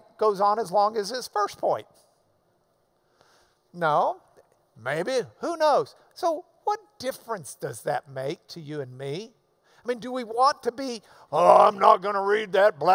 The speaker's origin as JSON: {"language": "English", "region": "the South", "country": "United States", "said": "I'm from the South"}